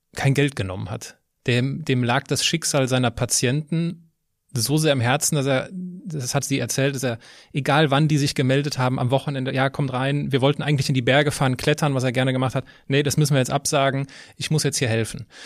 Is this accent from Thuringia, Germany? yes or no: no; Westerwald, Rhineland-Palatinate, Germany; moved away; also born or lived in Düsseldorf / Cologne; ganz in der Nähe, wo ich herkomme, im Westerwald